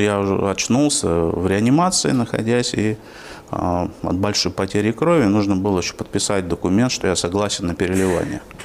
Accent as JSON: {"language": "Russian", "town": "Yaroslavl", "region": "Yaroslavl Oblast", "country": "Russia", "tie": "born or raised there", "moved": "as an adult", "lives_now": "Orenburg, Russia", "said": "Родился я на Волге, а в городе Ярославле, который недавно отмечал тысячелетие со, своего, со времени своего основания. Потом я 30 э, лет там жил"}